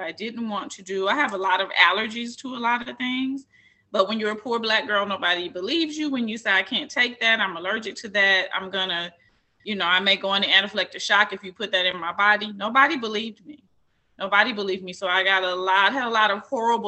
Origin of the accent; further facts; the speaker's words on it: Columbia, Tennessee, United States; I was born in Columbia, Tennessee